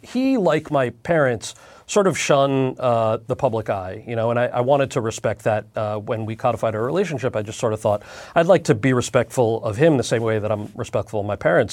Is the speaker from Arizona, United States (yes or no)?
no; New Jersey, United States; I'm from New Jersey and we speak really good English.